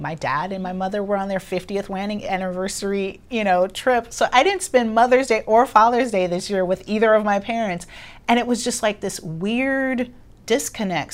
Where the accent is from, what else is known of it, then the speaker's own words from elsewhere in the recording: Los Angeles, California, United States; I grew up in Los Angeles